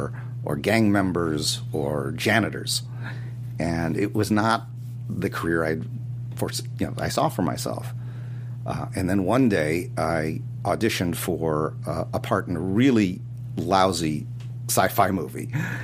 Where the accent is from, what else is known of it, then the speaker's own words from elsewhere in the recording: Los Angeles, California, United States; also born or lived in New York; growing up in Los Angeles